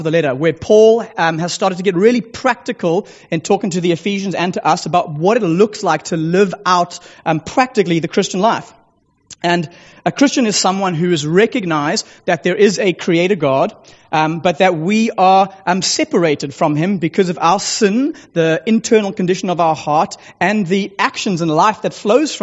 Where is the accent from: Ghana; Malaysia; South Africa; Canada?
South Africa; Sea Point, Western Cape; I do hail from the small coastal village of Seapoint, just down the road